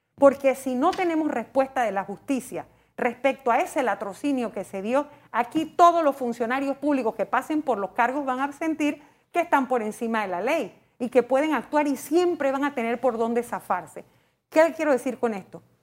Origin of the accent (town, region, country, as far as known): Panama